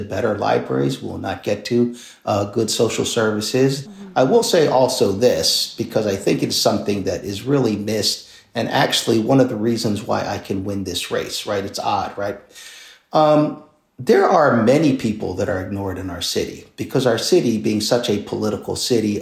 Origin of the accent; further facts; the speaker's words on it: Philadelphia, Pennsylvania, United States; I'm born and raised in King Sessing, which is not an affluent neighborhood, went to public school.